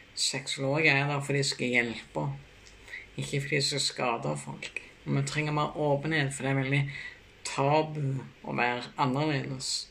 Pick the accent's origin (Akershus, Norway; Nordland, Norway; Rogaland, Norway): Rogaland, Norway; Bryne; moved away; also born or lived in Kristiansand / Notodden; Jeg kommer fra Rossland på Bryne